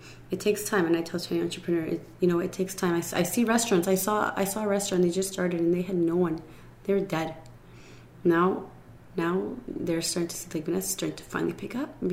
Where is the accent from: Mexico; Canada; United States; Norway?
Canada; I was born in Canada